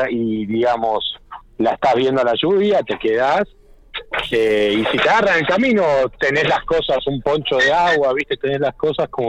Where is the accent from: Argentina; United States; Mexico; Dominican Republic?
Argentina; Buenos Aires; Soy nacido y criado en, Capital Federal.